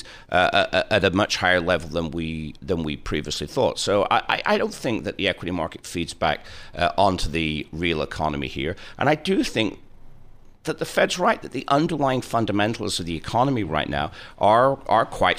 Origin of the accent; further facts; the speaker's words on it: Preston, North West England, United Kingdom; It's my hometown